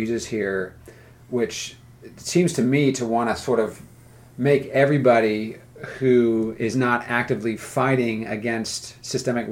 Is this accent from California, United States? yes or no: yes; California, United States; now in the South, United States; I grew up in California